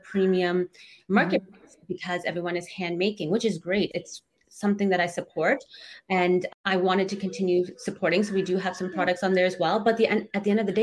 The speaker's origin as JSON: {"language": "English", "country": "Canada", "tie": "born or raised there", "said": "I grew up in Canada and the girls are growing up in Canada"}